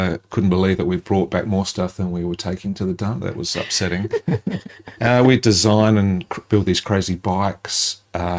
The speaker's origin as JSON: {"language": "English", "area": "southern Adelaide Hills", "region": "South Australia", "country": "Australia", "tie": "born or raised there", "said": "I was born in North Adelaide and spent most of my life really in Adelaide. So I grew up in the southern Adelaide Hills"}